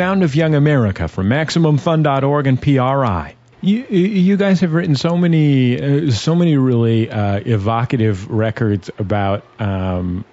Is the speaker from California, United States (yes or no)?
yes; San Francisco Bay Area, California, United States; I'm from the San Francisco Bay Area